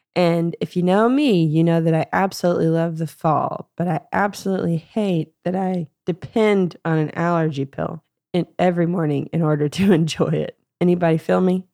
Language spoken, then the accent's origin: English; United States; growing up in the Southern Baptist Bible Belt in Texoma area, which is the Texas-Oklahoma borderline